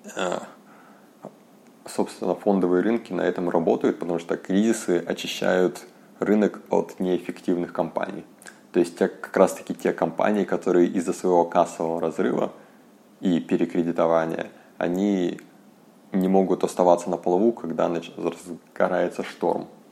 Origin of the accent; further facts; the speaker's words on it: Yakutsk, Sakha Republic, Russia; я из Якутска